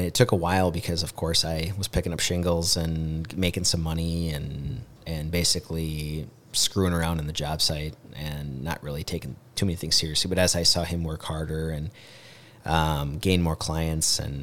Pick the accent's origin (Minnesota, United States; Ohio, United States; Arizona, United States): Minnesota, United States; Mankato; I'm a Mankato boy, and grew up on 325 Van Brunt Street, right down by Mankato West.